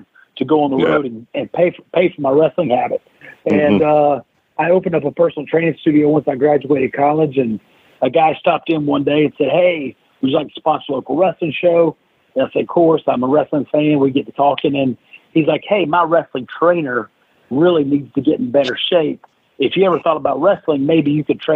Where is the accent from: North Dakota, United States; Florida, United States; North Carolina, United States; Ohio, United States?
North Carolina, United States; south of Greensboro; I grew up in the mid-80s in North Carolina, right south of Greensboro